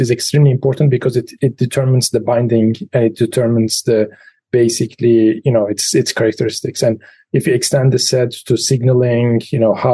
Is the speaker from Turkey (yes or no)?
yes; Turkey; moved away as an adult; also born or lived in Pittsburgh, United States / Los Alamos, United States / Germany; now in State College, United States; I was grown in Turkey until the age of 23.